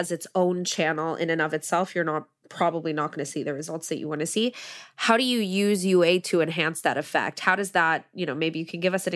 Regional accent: United States; I'm American

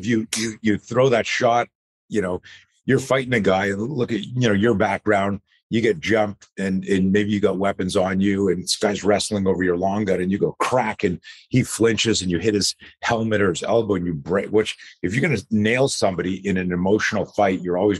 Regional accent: East Coast, United States; I grew up on the East Coast. So, you know, I grew up and as a kid, I always... I grew up in the 60s.

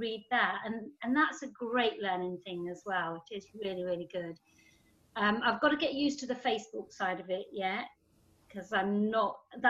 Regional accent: Germany; oh, well, I grew up in Germany and I didn't really have anything and I didn't really know.

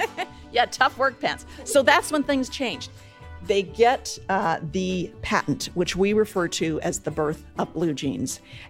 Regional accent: the American West, United States; So I grew up wearing 501s in the American West, shadow of the Rocky Mountains.

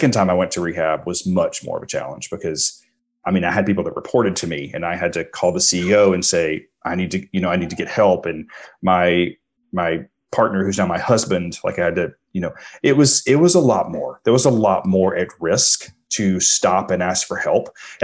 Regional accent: the deep South, United States; I grew up in the South in like, you know, I was born in 1976

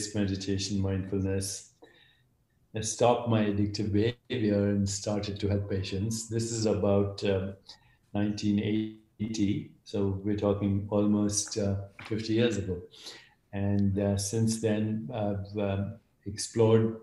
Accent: India; I grew up in India, and my mother was a great inspiration

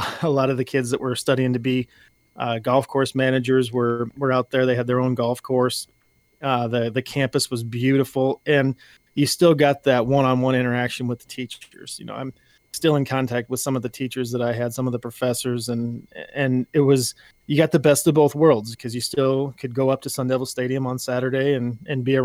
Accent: just outside of Omaha, Nebraska, United States; I grew up on a farm. I grew up just outside of Omaha, Nebraska

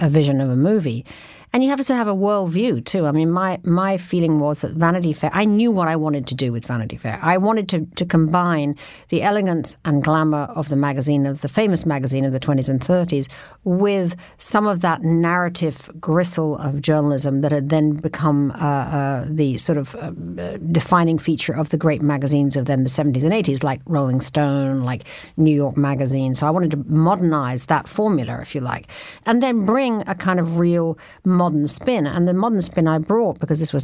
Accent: London, United Kingdom; moved away as an adult; I was from London

